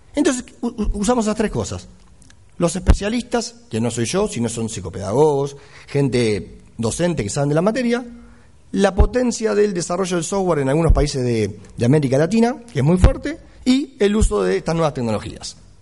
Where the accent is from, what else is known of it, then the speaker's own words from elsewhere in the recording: Uruguay; now in Argentina; soy uruguayo, vivo en Argentina hace muchos años, pero tengo que defender al país, soy uruguayo.